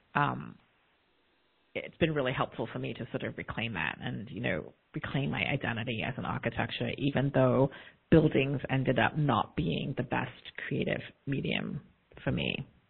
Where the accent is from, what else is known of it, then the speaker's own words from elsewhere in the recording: South East England, United Kingdom; also born or lived in London; now in United States; I was born a few years later in London, um, grew up in the south of England in a very homogenous, predominantly white community